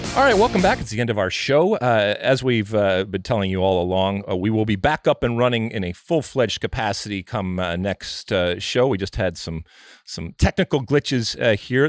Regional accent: United States; I'm American

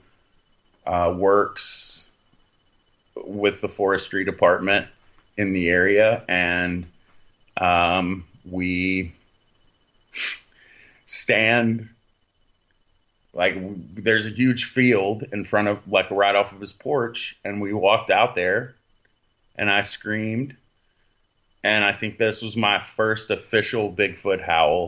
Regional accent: Texas, United States; I'm from Texas

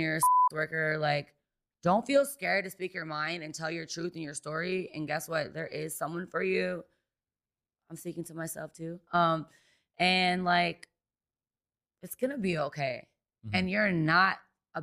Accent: Detroit, Michigan, United States; now in Las Vegas, United States; I grew up in Detroit, Michigan. That's where I grew up.

